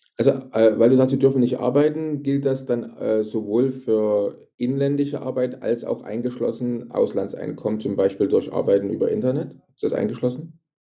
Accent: Germany; moved away as an adult; bei uns in Deutschland, ich wohne ja auch schon seit 14 Jahren nicht mehr in Deutschland, aber ich sage mal in Deutschland, in unserer früheren Heimat

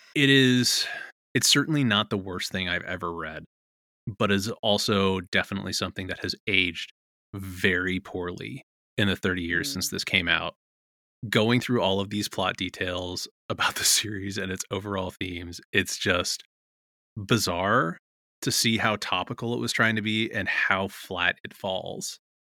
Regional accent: Contra Costa County, California, United States; My teen years were in the Contra Costa County

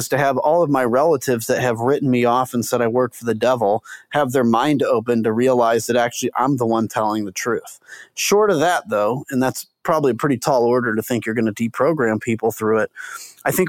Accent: United States; as an American

